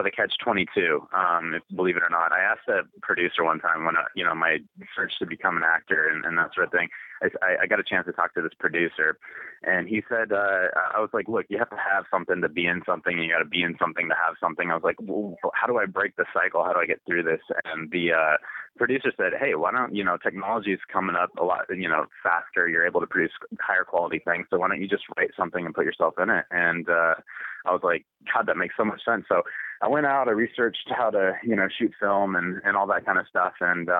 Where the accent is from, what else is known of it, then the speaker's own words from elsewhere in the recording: Sacramento, California, United States; Sacramento, California.